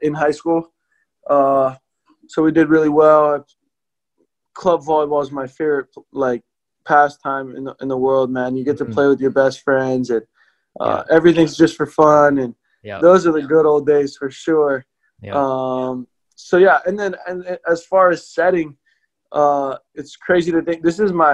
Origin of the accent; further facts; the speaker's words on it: Hawaii, United States; I grew up in Hawaii